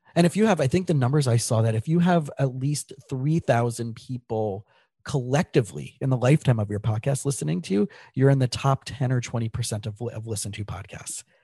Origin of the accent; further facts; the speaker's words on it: South Florida, United States; I grew up in South Florida